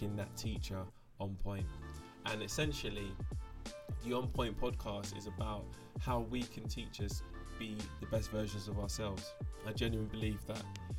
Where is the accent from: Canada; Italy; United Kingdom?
United Kingdom; London; I am a Londoner